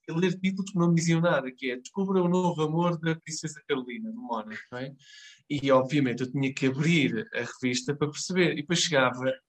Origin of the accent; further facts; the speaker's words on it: Marco de Canaveses, Porto District, Portugal; eu se for de Mar de Canaveses, vou ter aquela tentação de, de clicar, não é? Porque é a minha terra, pode ter acontecido a alguém.